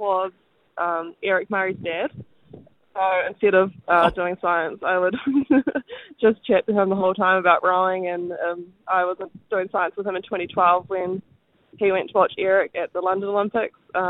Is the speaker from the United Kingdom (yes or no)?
no; New Zealand; as a Kiwi